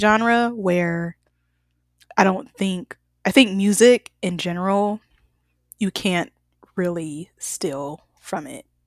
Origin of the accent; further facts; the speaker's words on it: the South, United States; I'm from the South too